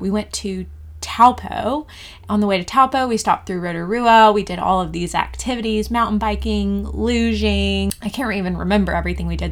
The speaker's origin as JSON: {"language": "English", "region": "Georgia", "country": "United States", "also_born_or_lived": "Bali", "moved": "as an adult", "lives_now": "New Zealand", "said": "I am from Georgia, in the USA"}